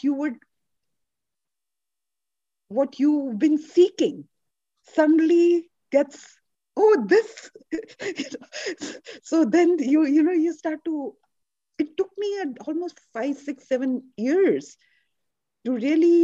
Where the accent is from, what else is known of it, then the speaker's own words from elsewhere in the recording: India; moved away; I'm Indian